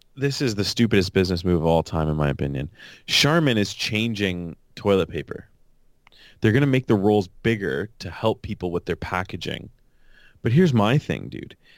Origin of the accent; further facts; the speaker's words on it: Canada; as a Canadian